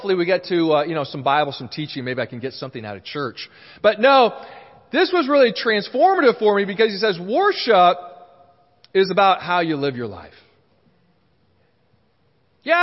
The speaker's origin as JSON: {"language": "English", "town": "Honolulu", "region": "Hawaii", "country": "United States", "tie": "born or raised there", "said": "I was born in Honolulu in Hawaii"}